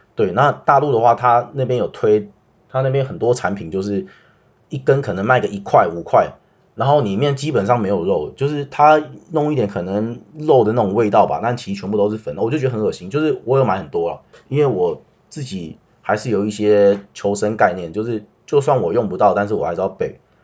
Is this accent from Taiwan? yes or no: yes; Taiwan; 我是台湾人